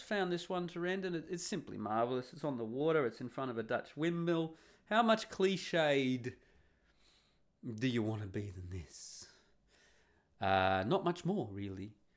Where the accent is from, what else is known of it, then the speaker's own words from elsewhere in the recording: Australia; now in Netherlands; I'm the Australian who's rocked up